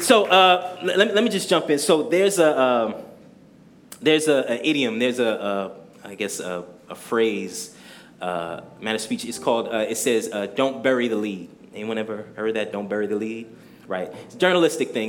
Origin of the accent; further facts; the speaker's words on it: New Jersey, United States; moved away as an adult; now in Brooklyn, United States; So I have to mention that I was raised in Jersey